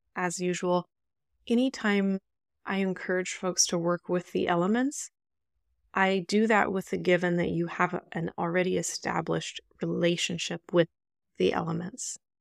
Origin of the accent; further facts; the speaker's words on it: Indianapolis, Indiana, United States; my hometown, which is native Miamiaki land, Kickapoo land in Indianapolis, Indiana